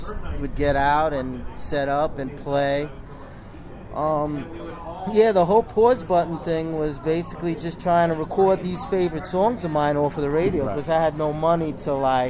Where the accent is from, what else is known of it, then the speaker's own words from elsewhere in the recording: Central Islip, New York, United States; also born or lived in Woodside, Queens; I was brought up in Long Island, Central Islip, Long Island.